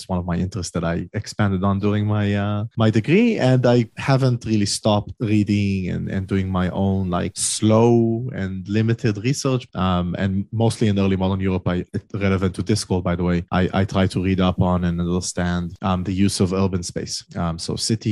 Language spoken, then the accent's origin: English; Israel; I'm from Israel, all the way in the Middle East